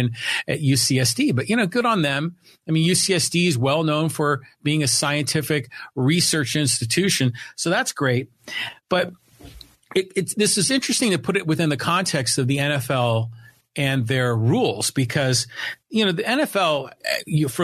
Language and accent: English; San Francisco, California, United States; now in Poway, United States; I was born and raised up in San Francisco